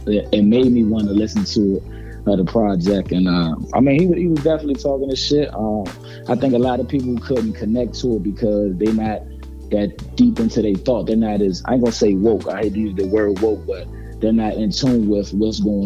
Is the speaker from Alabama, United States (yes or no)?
no; Maryland, United States; I'm from Maryland. I'm from the DMV, D.C., Maryland, Virginia.